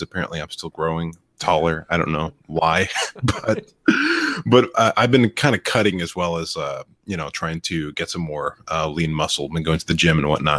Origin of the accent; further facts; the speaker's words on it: Florida, United States; my home state of Florida